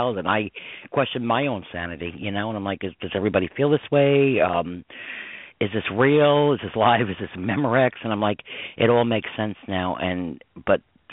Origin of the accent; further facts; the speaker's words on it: Westchester County, New York, United States; growing up in Westchester County, New York